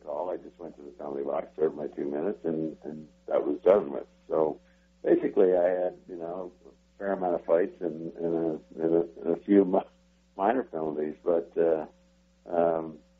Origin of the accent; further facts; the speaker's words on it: Western Canada, Canada; as a youngster growing up in Western Canada